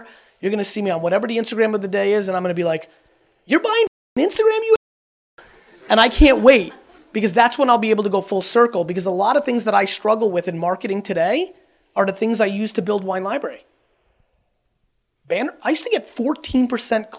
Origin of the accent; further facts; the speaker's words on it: Russia; I was born in Russia